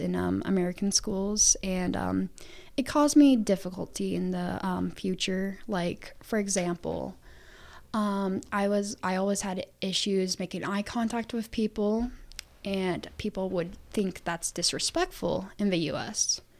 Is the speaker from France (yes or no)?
no; Ukraine; English is a second language; Yes, if all you guys were knowing where I came from Ukraine and everything like that.